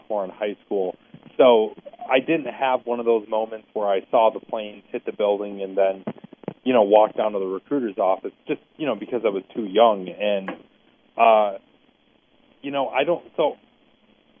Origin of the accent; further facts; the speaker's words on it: South Dakota, United States; I grew up in South Dakota